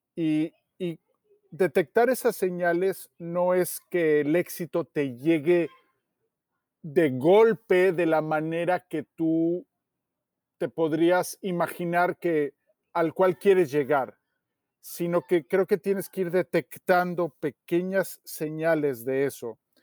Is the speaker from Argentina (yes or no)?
no; Mexico City, Mexico; en el lugar donde yo nací o me tocó nacer, ¿no? que es en la Ciudad de México